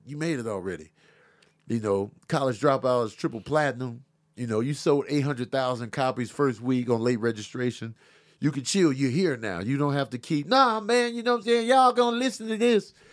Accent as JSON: {"language": "English", "town": "Chicago", "region": "Illinois", "country": "United States", "tie": "born or raised there", "said": "I grew up in Chicago, South Side."}